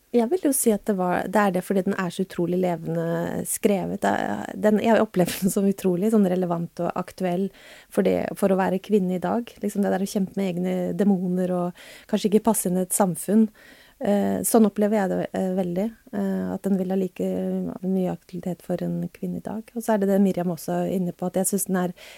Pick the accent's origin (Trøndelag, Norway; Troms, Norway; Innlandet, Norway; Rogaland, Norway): Troms, Norway; Tromsø; moved away as an adult; also born or lived in Oslo; jeg flytta også fra Oslo til eh, Tromsø da jeg var tolv.